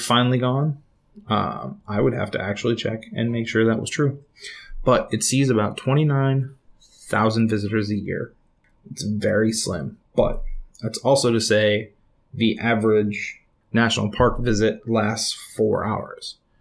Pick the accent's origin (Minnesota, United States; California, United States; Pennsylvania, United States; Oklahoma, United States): Minnesota, United States; growing up in Minnesota